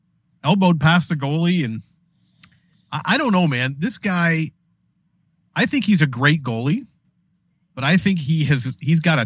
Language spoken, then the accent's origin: English; Canada; I being a Canadian